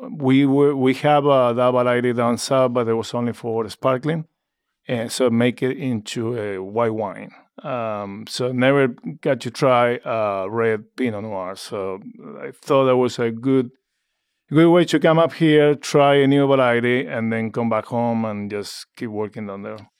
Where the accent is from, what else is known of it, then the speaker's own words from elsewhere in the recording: Argentina; moved away as an adult; now in Oregon, United States; born and raised in Argentina